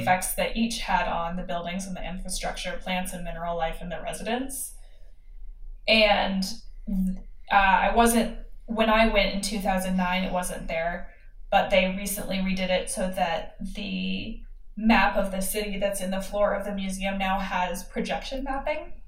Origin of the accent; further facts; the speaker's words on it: United States; as an American